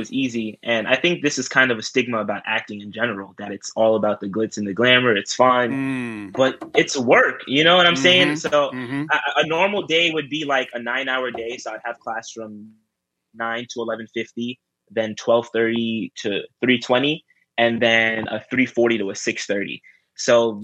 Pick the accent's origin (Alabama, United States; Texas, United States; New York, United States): New York, United States; New York City; born and raised in New York, born in Rosedale, Queens, to be exact. But yeah, I've lived in New York my whole life.